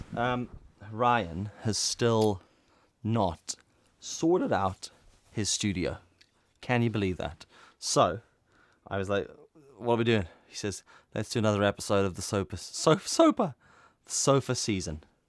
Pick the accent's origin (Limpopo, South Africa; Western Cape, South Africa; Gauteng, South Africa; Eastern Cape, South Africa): Western Cape, South Africa; Cape Town; now in Northern Ireland, United Kingdom; born in South Africa, grew up in Cape Town, and then I live in Northern Ireland